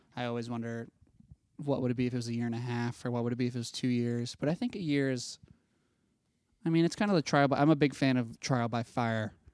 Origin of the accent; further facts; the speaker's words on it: Ohio, United States; in Ohio, which is where I'm from